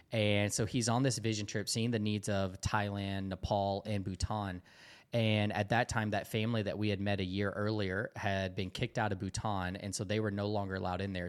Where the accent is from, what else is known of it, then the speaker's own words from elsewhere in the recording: Dalton, Georgia, United States; moved away as an adult; I grew up in this really small town in Dalton, Georgia